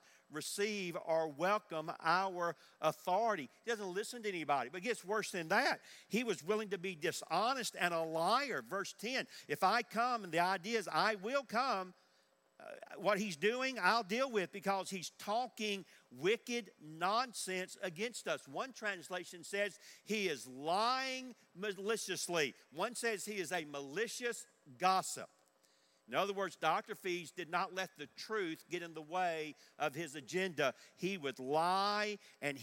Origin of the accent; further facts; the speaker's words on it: Forest Park, Georgia, United States; I grew up in Georgia on the other side of Atlanta in Forest Park